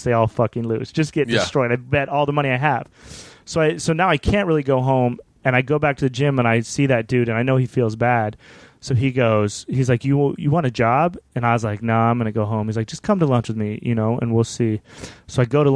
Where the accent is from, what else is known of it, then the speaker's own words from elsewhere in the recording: Wyoming, United States; now in Hollywood, United States; we grew up in Wyoming.